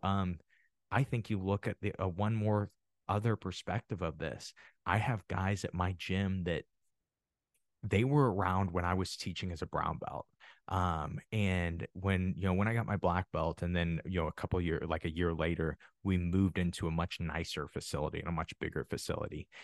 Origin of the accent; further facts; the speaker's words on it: Midwest, United States; I'm from the Midwest, and it is huge on wrestling